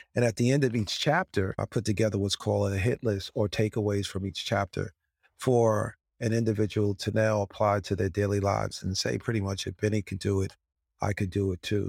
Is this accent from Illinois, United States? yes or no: no; White Plains, New York, United States; we lived in a five-family home in White Plains, New York